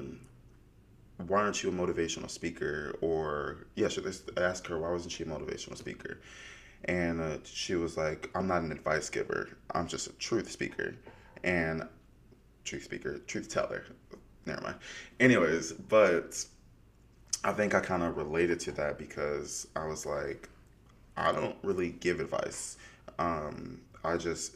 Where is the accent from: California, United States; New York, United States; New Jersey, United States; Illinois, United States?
Illinois, United States; outside Chicago; moved away; I was born and raised outside Chicago